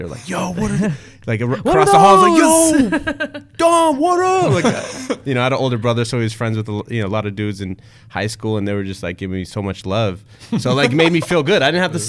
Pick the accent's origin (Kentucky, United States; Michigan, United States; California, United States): California, United States; the Bay Area, Northern; moved away; I'm from Northern California, the Bay Area.